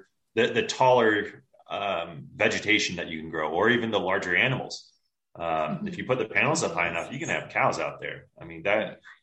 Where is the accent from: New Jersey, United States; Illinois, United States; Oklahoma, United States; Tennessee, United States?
Tennessee, United States; Johnson City; now in Colorado, United States; I grew up in Northeast Tennessee, so Johnson City